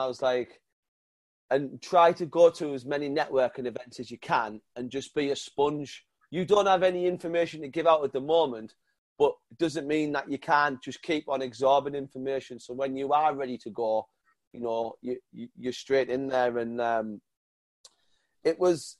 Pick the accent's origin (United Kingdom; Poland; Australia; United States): United Kingdom; North East England; accent: northern; he heard my northern accent